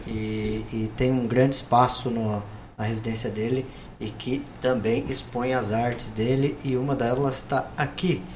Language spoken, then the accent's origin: Portuguese; Brazil; Sou brasileiro